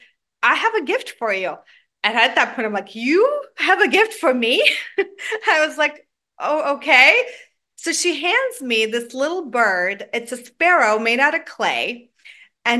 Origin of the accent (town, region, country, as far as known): Georgia; born or raised there; now in Atlanta, United States